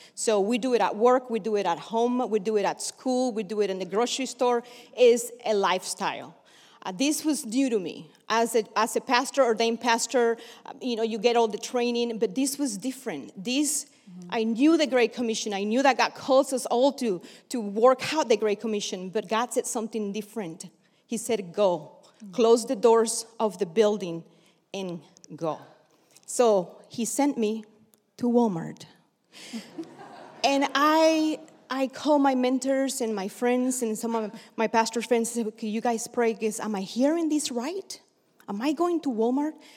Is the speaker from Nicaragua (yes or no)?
yes; Bluefields, South Caribbean Coast Autonomous Region, Nicaragua; now in United States; I was born in Nicaragua, actually Bluefields in the Atlantic coast of Nicaragua.